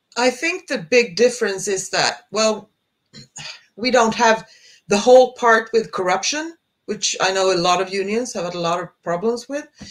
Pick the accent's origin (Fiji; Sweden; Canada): Sweden; I'm from Sweden